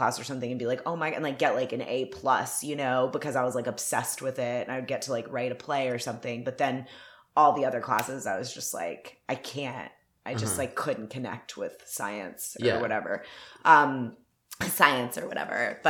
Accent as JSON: {"language": "English", "town": "Atlanta", "region": "Georgia", "country": "United States", "tie": "born or raised there", "moved": "yes", "lives_now": "Los Angeles, United States", "said": "I'm from Atlanta. I grew up in like a suburb of Atlanta."}